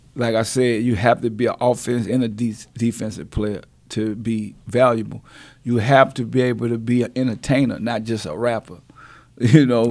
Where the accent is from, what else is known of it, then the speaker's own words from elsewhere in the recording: New Orleans, Louisiana, United States; I'm from New Orleans, so we, we deal with hurricanes